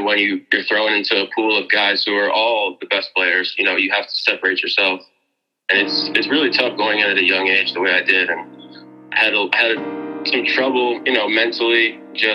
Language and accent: English; Mamaroneck, New York, United States; my hometown, Amerenek, New York